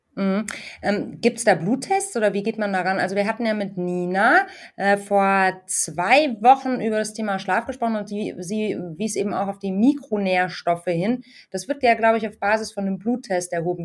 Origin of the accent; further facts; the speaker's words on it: Munich, Bavaria, Germany; als Münchnerin